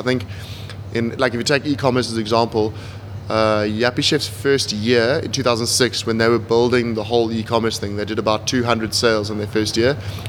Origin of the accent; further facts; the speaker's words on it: Pretoria, Gauteng, South Africa; born there; Born in Pretoria, moved around a lot, mixed family history, bit of a relatively tough upbringing.